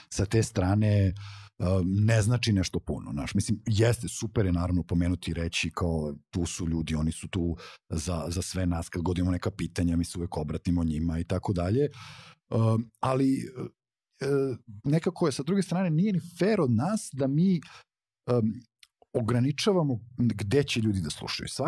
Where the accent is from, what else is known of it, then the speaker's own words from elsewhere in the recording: Belgrade, Serbia; ja sam odrastao u blokovima na Novom Beogradu